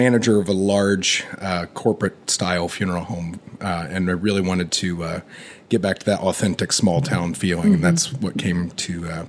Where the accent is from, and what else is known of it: Frankfort, Indiana, United States; born or raised there